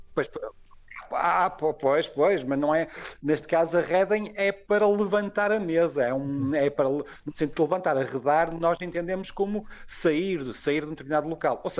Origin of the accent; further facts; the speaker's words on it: Porto, Norte, Portugal; accent: Porto; tendo nascido e crescido no Porto